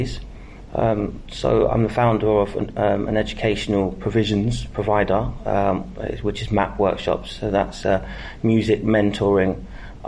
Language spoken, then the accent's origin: English; Northampton, East Midlands, United Kingdom; Northampton being my hometown